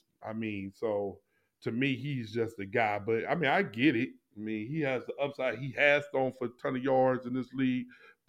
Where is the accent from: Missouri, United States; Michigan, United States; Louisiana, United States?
Missouri, United States; I'm from Missouri. I'm the show me state.